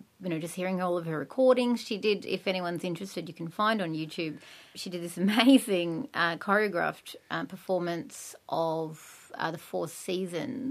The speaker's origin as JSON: {"language": "English", "country": "Australia", "also_born_or_lived": "England", "said": "I came back to Australia"}